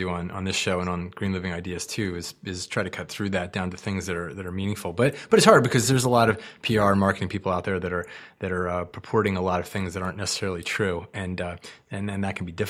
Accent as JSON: {"language": "English", "region": "East Coast", "country": "United States", "moved": "yes", "said": "I come from the East Coast originally."}